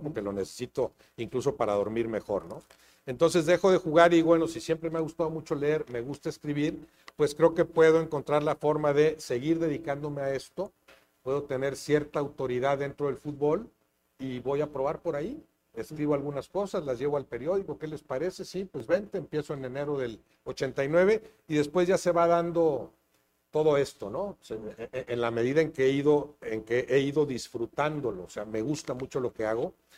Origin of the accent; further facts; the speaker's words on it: Monterrey, Nuevo León, Mexico; moved away; also born or lived in Mexico City; nací en Monterrey hace 65 eh, años